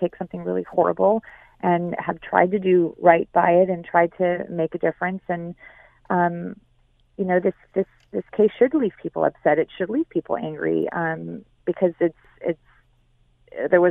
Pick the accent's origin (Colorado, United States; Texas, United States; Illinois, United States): Illinois, United States; Chicago; moved away; also born or lived in San Francisco; I was raised in Chicago